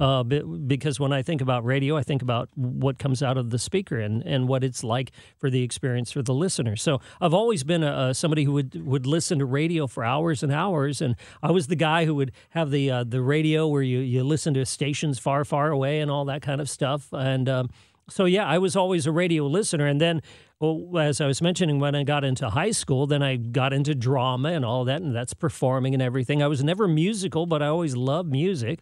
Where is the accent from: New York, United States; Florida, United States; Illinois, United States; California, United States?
California, United States; San Jose; moved away; also born or lived in Chelsea, Massachusetts / Hollywood, California; I grew up in San Jose, California, in Silicon Valley.